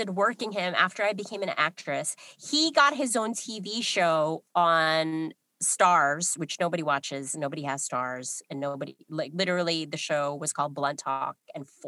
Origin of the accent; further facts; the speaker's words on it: New York, United States; I'm from New York